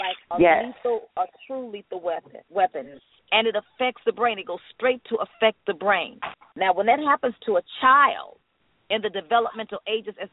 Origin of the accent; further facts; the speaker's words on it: North Carolina, United States; I'm a Southern Belle. I'm from North Carolina